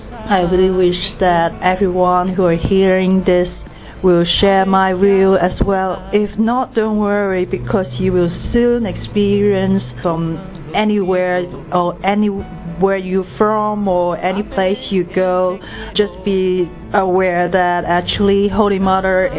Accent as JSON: {"language": "English", "country": "Hong Kong", "said": "I come from Hong Kong"}